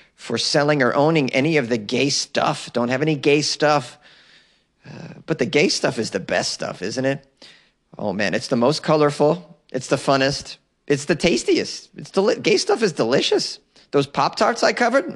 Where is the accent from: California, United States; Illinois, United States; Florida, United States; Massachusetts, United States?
Massachusetts, United States; I am a Mass Hall, I'm from Mass